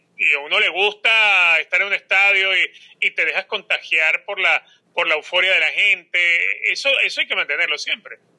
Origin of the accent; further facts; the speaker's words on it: Caracas, Capital District, Venezuela; now in United States; por ser caraqueño soy fanático de Táchira.